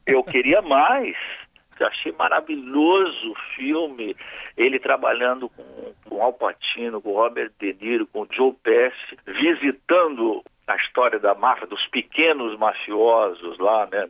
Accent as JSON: {"language": "Portuguese", "country": "Brazil", "said": "Como brasileiro"}